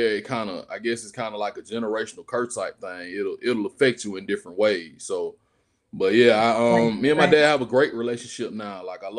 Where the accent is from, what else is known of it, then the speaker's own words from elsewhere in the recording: Georgia, United States; also born or lived in Washington, D.C.; So, yeah, I was raised in Georgia, but I was born in D.C. Yeah, due to my father's military status.